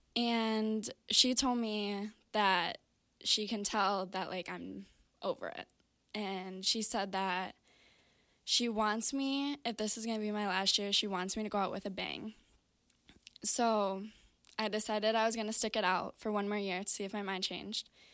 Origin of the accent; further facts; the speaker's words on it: Brighton, Michigan, United States; I grew up in Brighton, Michigan